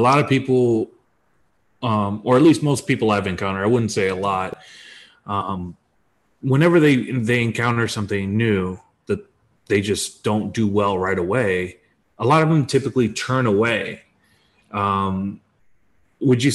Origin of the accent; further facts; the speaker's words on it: United States; I'm American.